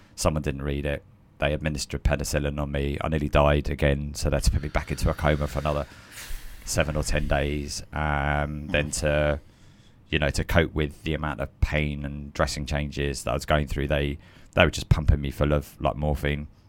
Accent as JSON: {"language": "English", "town": "Croydon", "region": "London", "country": "United Kingdom", "tie": "born or raised there", "said": "I'm a South London boy, so I was born in South London, and then my parents uh, moved just a little bit out to Croydon. So really, I'm a, a Croydon boy"}